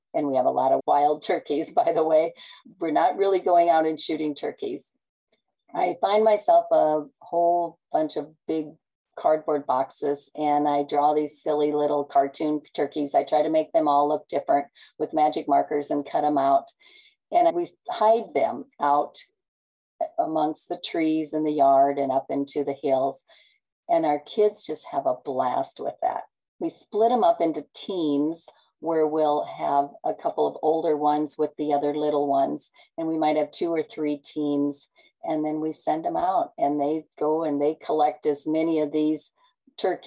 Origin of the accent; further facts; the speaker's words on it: Nebraska, United States; I'm from Nebraska